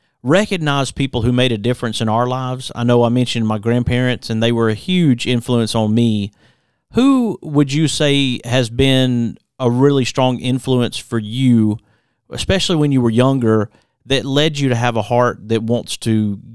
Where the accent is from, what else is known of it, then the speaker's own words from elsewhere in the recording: Center Point, Alabama, United States; As I mentioned, I grew up in the Birmingham area, Center Point as well. My granddad preached, and so we were in Center Point, and then we were in Hueytown.